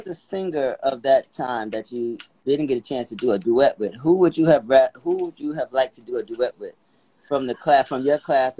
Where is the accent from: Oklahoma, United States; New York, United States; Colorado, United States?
New York, United States; New York City; I'm a New Yorker.